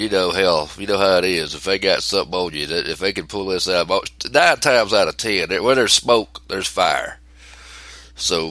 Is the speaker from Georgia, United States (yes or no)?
yes; Georgia, United States; I'm from Georgia